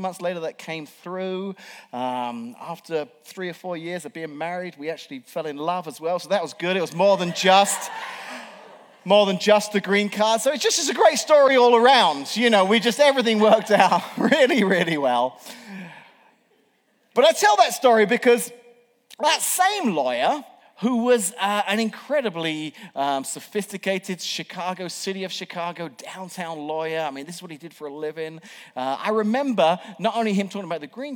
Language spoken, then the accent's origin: English; England, United Kingdom; moved away as an adult; now in United States; an Englishman who was here working on a temporary visa